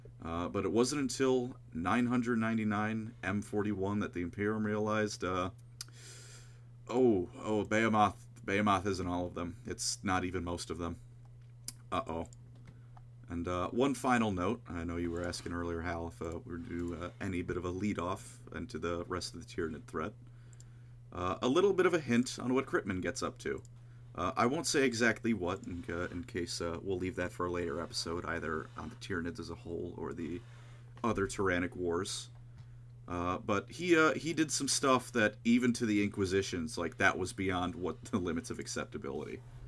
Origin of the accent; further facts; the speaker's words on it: Buenos Aires, Argentina; And I'm from Buenos Aires, and I say kill them all.